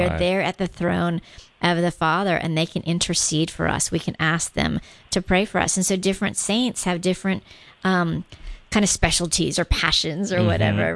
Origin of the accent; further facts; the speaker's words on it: Guam; now in Atlanta, United States; I grew up on Guam because I talk about it because it's where I'm from